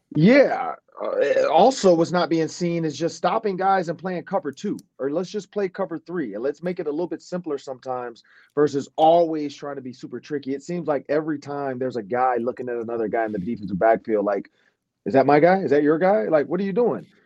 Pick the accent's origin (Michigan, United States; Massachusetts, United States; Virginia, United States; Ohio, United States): Michigan, United States; Detroit; we're both from Detroit.